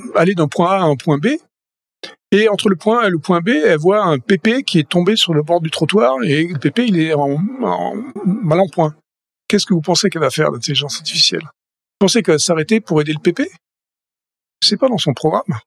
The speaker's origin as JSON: {"language": "French", "town": "Toulouse", "region": "Occitania", "country": "France", "also_born_or_lived": "Paris, France / Boston, United States", "moved": "as an adult", "lives_now": "California, United States", "said": "Je suis toulousain"}